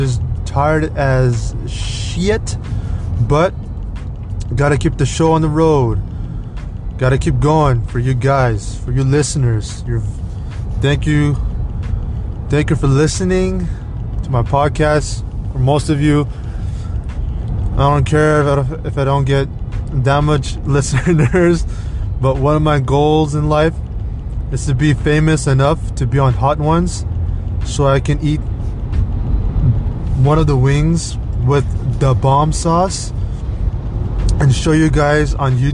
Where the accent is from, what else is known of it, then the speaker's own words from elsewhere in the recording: Alhambra, California, United States; also born or lived in Los Angeles, California / Montebello, California; I grew up in Alhambra, actually. I was born in L.A., General Hospital.